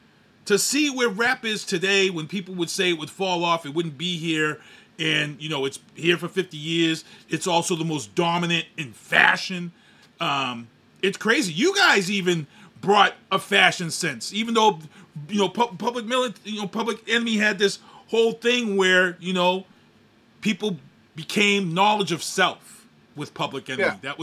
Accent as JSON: {"language": "English", "town": "Boston", "region": "Massachusetts", "country": "United States", "tie": "born or raised there", "said": "I remember growing up in Boston early on"}